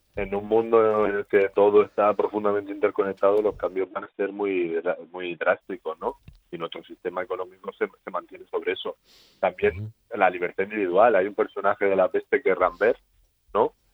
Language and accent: Spanish; Spain; somos los españoles